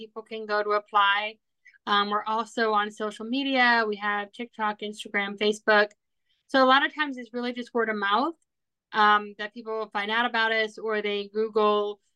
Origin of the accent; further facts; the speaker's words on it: Orlando, Florida, United States; now in Nashville, United States; I am originally from Orlando, Florida.